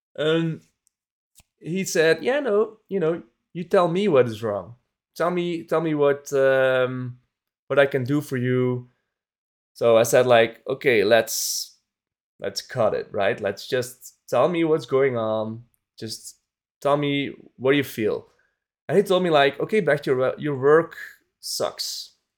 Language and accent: English; Belgium; my home country, Belgium